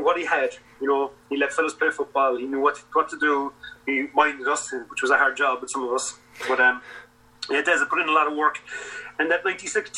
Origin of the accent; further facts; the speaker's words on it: Ireland; We came from Cork and Kerry, myself and mine